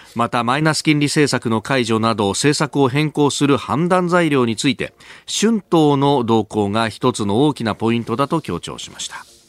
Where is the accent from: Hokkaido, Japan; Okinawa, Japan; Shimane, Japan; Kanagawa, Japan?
Kanagawa, Japan; 神奈川で生まれ育った